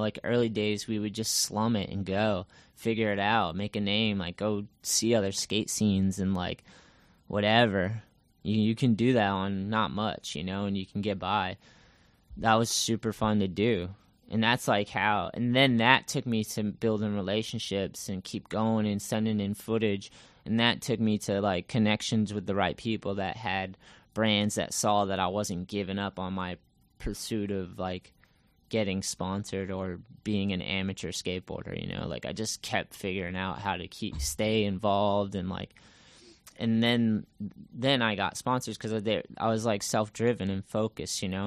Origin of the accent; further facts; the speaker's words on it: Massachusetts, United States; also born or lived in California; I'm originally from Massachusetts, and I grew up skating here.